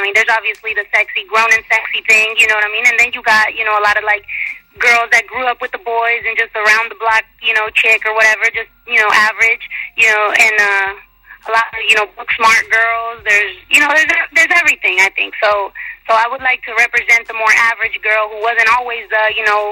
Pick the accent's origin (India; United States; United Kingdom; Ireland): United States; San Jose, California; moved away as an adult; now in Texas, United States; I'm originally from California. Now I'm out here in Texas